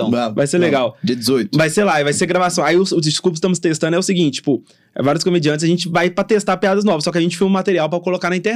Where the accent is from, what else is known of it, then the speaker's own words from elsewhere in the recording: Contagem, Minas Gerais, Brazil; eu falo que eu sou de contagem pra vocês aqui